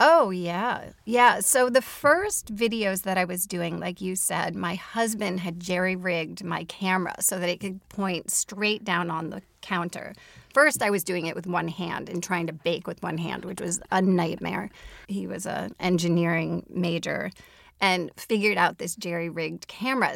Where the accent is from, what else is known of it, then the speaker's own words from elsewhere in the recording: Minneapolis, Minnesota, United States; my hometown of Minneapolis and greater Minnesota